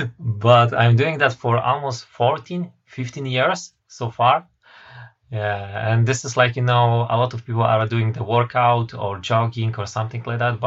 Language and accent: English; Poland; also born or lived in United Kingdom; I am from Poland.